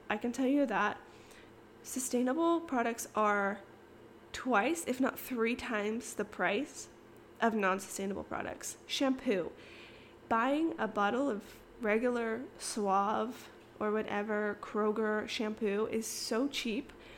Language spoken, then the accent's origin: English; Kansas, United States; moved away as an adult; also born or lived in Arizona; now in Austin, United States; I was born in Kansas. I, I lived in Arizona for a few years, moved back to Kansas. And I basically lived in Kansas up until I moved